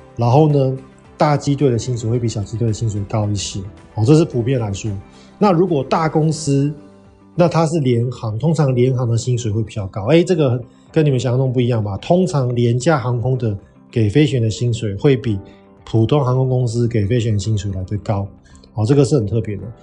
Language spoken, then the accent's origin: Chinese; Taiwan; moved away as an adult; 我们是台湾人嘛